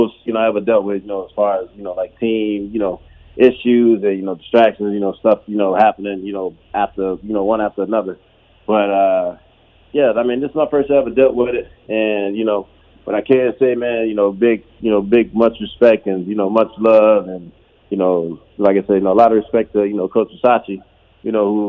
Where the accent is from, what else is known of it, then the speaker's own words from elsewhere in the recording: Miami, Florida, United States; But like I said, man, I'm from Miami. So, you know, the heat, the sun ain't a, you know, a problem at all.